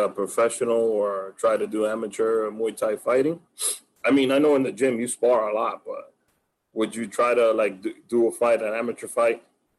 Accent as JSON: {"language": "English", "region": "Santiago", "country": "Dominican Republic", "tie": "born or raised there", "also_born_or_lived": "Moca", "lives_now": "United States", "said": "You know, I grew up in Santiago and Moca in DR, and then I came to the U.S. and it was different for me."}